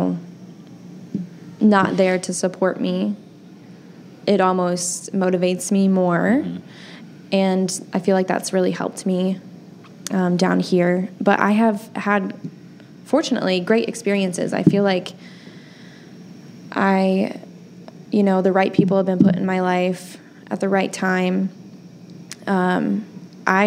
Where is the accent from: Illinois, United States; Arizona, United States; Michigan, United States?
Illinois, United States; born or raised there; moved away as an adult